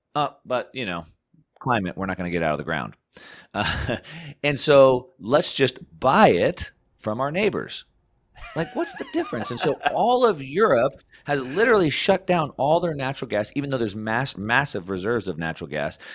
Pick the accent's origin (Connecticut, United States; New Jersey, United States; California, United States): California, United States; I come from California